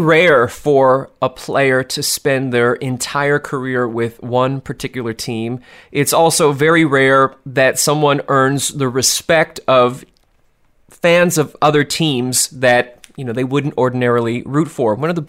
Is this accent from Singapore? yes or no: no; Philadelphia, Pennsylvania, United States; It is my hometown girl, Monet Davis, from Philadelphia's Taney Dragons